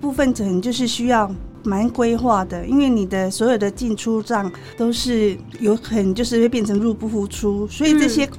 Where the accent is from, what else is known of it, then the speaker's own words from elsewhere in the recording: Chiayi, Chiayi City, Taiwan; 对，我是嘉义人，